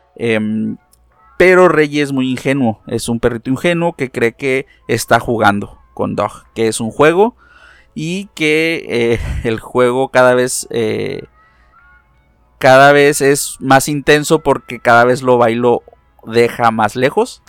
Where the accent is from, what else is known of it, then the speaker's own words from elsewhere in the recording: Mexico; no todos los mexicanos hablamos con con ese acento